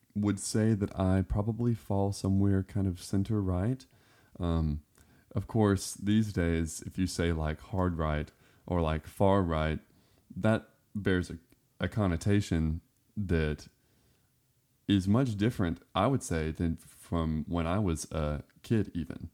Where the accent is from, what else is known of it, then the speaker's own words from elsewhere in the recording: Florida Panhandle, United States; also born or lived in Westmoreland, Tennessee; now in Cleveland, Tennessee, United States; I grew up in the woods, um, I was born in Florida, and we lived in the very northwestern corner of Florida in the Panhandle